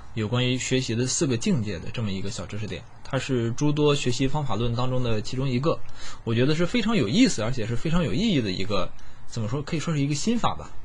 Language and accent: Chinese; China; 我身为一个中国人，我很自豪